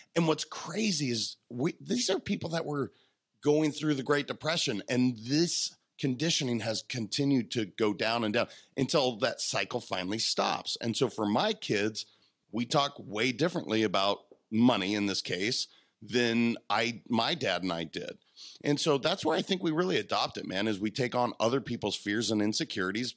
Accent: Montana, United States; I'm a kid from Montana.

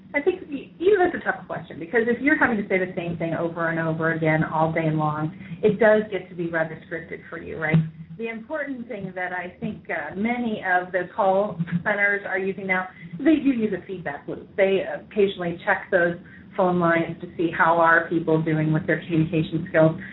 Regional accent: New York, United States; I'm from New York

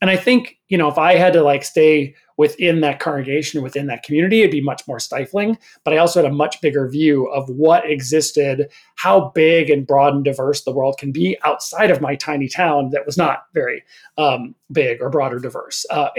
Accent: northern Minnesota, United States; born or raised there; moved away

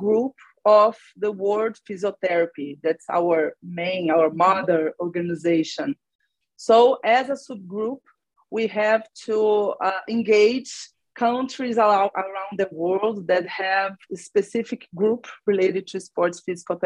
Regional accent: Brazil; also born or lived in Belo Horizonte, Brazil; I'm from Brazil

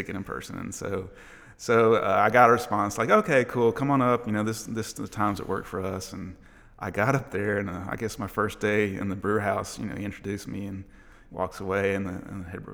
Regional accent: Mississippi, United States; moved away as an adult; now in Nashville, United States; I'm from Mississippi.

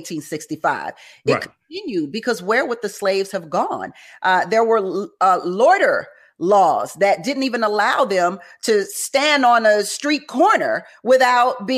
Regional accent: Houston, Texas, United States; I am also born and raised in Houston, Texas

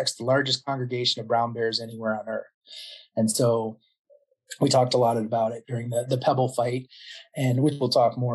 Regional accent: Iowa Falls, Iowa, United States; moved away; also born or lived in Ames, Iowa; I grew up in Iowa Falls

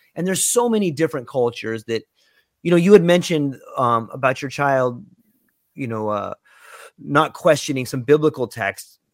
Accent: Southern California, United States; now in Hawaii, United States; I was born and raised in Southern California

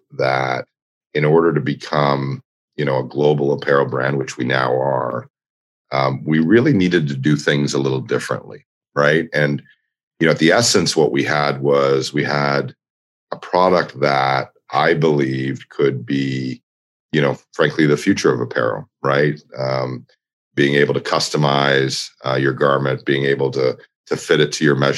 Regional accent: Toronto, Ontario, Canada; moved away as an adult; also born or lived in New York; in my hometown of Toronto

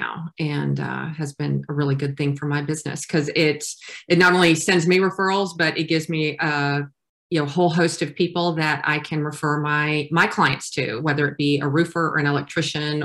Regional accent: Houston, Texas, United States; My parents immigrated to the United States when I was 7 months old, and they landed in Houston. And I grew up in Bel Air

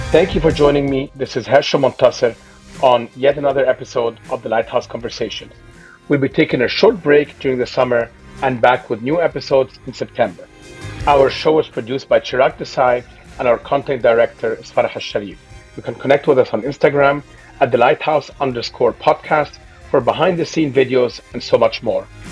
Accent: Egypt; now in Dubai, United Arab Emirates; growing up in Egypt

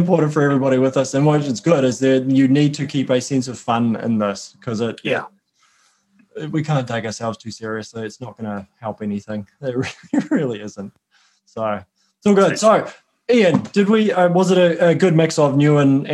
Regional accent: Auckland, New Zealand; I'm from Auckland.

